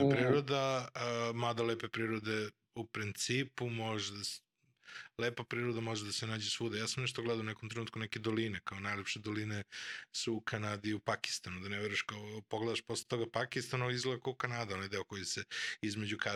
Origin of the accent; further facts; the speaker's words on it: Vršac, Vojvodina, Serbia; moved away; ja sam u stvari, uh, ja sam emigrirao iz Vršca praktično pre više od 20 godina sad.